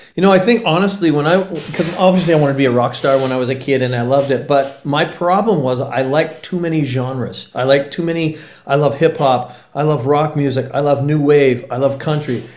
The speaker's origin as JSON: {"language": "English", "area": "Comox Valley, Vancouver Island", "region": "British Columbia", "country": "Canada", "tie": "born or raised there", "also_born_or_lived": "Los Angeles", "moved": "as an adult"}